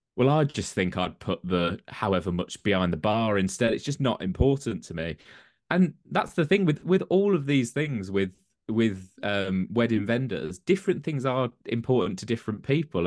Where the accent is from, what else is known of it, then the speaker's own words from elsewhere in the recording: Birmingham, West Midlands, United Kingdom; moved away as an adult; also born or lived in London; now in Coventry, United Kingdom; I'm originally from South Birmingham